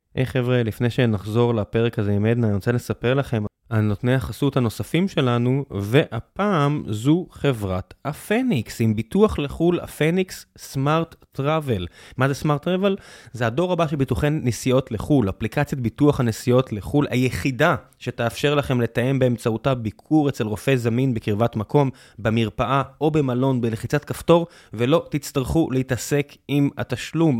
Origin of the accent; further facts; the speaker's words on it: Beersheba, Southern District, Israel; also born or lived in Northern California; now in Tel Aviv, Israel; בבאר שבע ואני בתל אביב